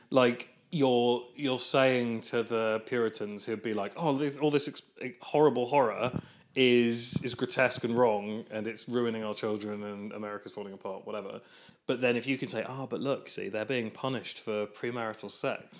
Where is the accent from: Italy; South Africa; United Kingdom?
United Kingdom; England; as an English person